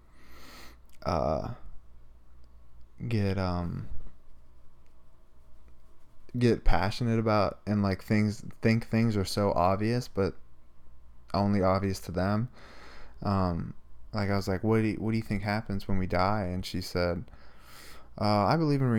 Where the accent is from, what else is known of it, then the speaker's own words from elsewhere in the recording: Pittsburgh, Pennsylvania, United States; we're from Pittsburgh